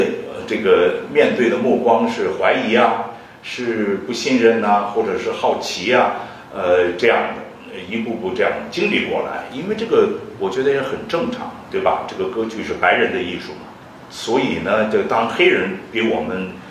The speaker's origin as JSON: {"language": "Chinese", "country": "China", "moved": "yes", "said": "我们中国人在西方的舞台上肯定不容易嘛，因为我是四十年以前出国的，而且是从上海走的。"}